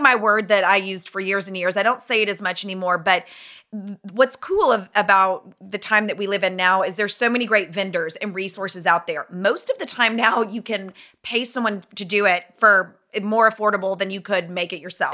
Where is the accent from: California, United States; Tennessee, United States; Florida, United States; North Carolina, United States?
Tennessee, United States; Nashville; moved away as an adult; also born or lived in Dallas; I'm from Nashville